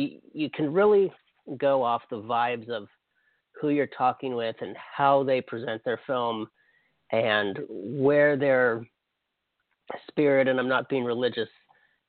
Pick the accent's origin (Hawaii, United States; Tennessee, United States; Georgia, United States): Hawaii, United States; I'm from Hawaii